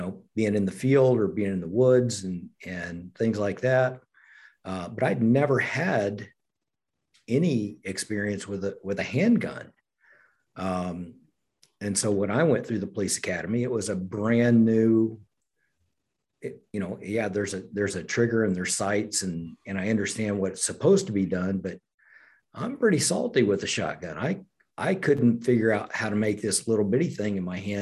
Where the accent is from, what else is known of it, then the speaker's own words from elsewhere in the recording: Oklahoma, United States; I grew up in Oklahoma